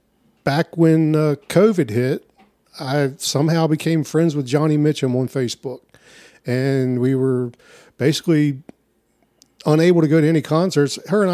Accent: Burkittsville, Maryland, United States; My dad was born and raised in Burkittsville. I've been there his whole life. I've been there my whole life. Population is less than 200.

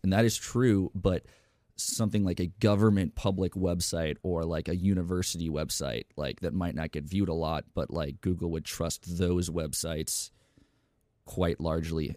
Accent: Tampa, Florida, United States; now in Austin, United States; I was born in Tampa, Florida

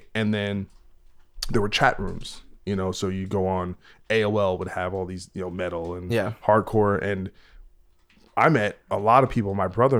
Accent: East Coast, United States; so I'm from the East Coast

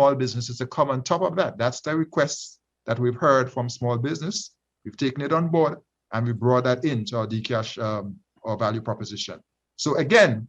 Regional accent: Grenada; my home country, Grenada, the country of my birth

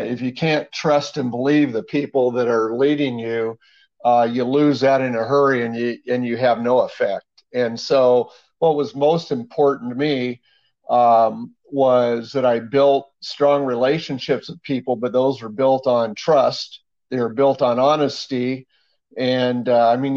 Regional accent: Hillsboro, Oregon, United States; I grew up in Hillsboro, Oregon, almost all my life

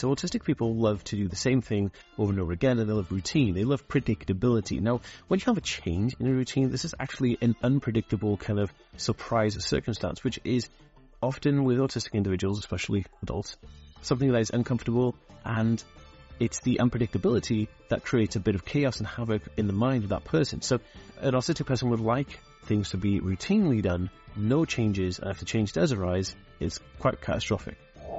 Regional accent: United Kingdom; accent: slight American; A lot of people think I'm American, and I'm actually not American. I'm actually born in Britain, and I was raised here in Britain, but I actually have a slight American accent

